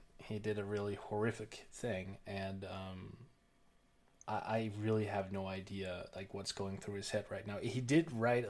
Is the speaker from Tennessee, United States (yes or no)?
no; Oklahoma, United States; you know, I'm from Oklahoma.